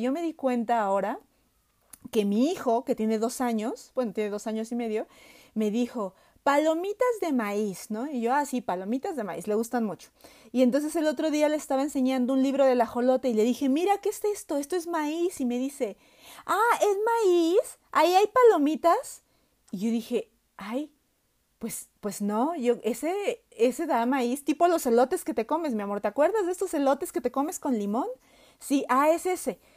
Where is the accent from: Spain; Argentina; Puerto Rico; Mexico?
Mexico; nosotros como mexicanos sabemos que estamos atados al maíz